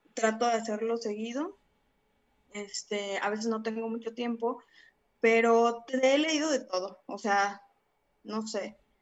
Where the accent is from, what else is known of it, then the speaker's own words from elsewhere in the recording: Salamanca, Guanajuato, Mexico; moved away as an adult; also born or lived in Mexico City; yo viví gran parte, bueno, una parte de mi vida aquí en Salamanca.